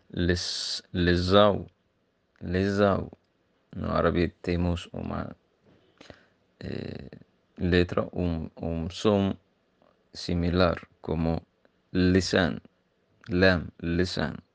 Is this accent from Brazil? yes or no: no; Egypt; first language Arabic; Portuguese is a second language; moved away; sou de Egito e no Egito falamos árabe.